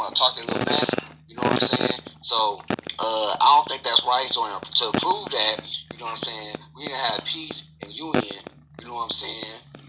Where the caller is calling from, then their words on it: Michigan, United States; Oh, I'm calling from Michigan.